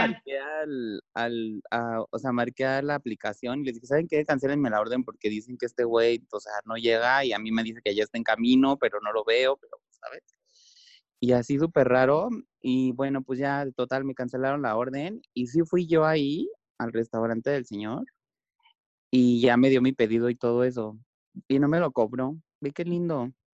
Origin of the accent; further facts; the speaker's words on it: Mexico; soy, soy mexicano